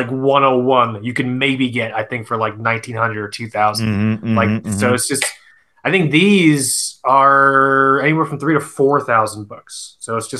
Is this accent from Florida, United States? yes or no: yes; South Florida, United States; I'm also from South Florida